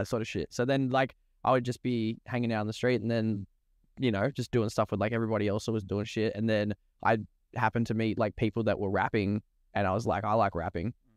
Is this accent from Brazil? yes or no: no; Ringwood, Victoria, Australia; I grew up in the Eastern Suburbs in Ringwood